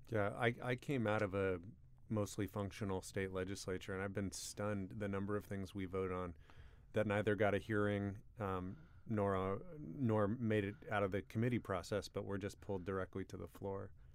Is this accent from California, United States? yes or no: no; Port Angeles, Washington, United States; my hometown of Port Angeles